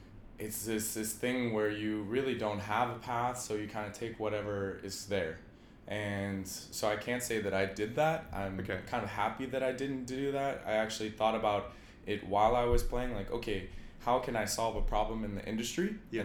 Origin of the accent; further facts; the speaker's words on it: Evanston, Illinois, United States; also born or lived in Chicago, Illinois; Yeah, I grew up in Evanston, Illinois, after we moved from the west side of Chicago, the gritty side, let's just say. When I was in grade school, we moved.